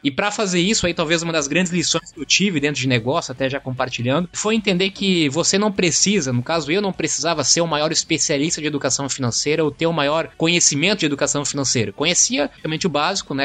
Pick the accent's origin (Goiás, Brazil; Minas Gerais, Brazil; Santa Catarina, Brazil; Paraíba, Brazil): Santa Catarina, Brazil; Blumenau; Estudei e vim de Blumenau, Santa Catarina